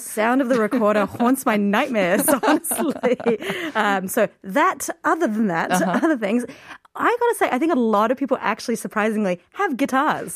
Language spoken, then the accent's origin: English; Australia; now in South Korea; when I grew up in Australia